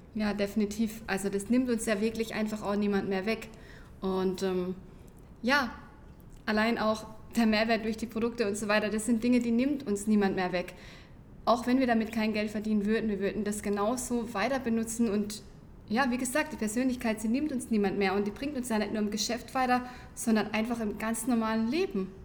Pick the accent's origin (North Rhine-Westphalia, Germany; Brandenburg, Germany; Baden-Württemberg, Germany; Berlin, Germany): Baden-Württemberg, Germany; near Karlsruhe; wir kommen aus der Nähe von Karlsruhe, hört man vielleicht einfach auch schon an unserem Dialekt